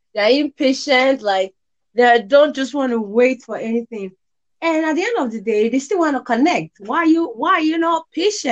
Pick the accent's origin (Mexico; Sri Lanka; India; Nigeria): Nigeria; I'm from Nigeria.